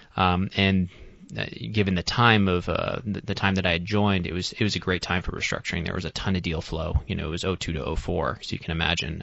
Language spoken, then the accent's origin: English; Boston, Massachusetts, United States; I'm originally from the Boston area. I grew up in Massachusetts my whole life